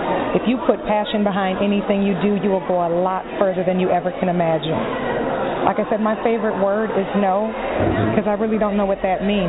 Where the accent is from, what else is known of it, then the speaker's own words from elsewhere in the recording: Minneapolis, Minnesota, United States; moved away as an adult; now in Atlanta, United States; I'm from Minnesota originally, Minneapolis, Minnesota, cold country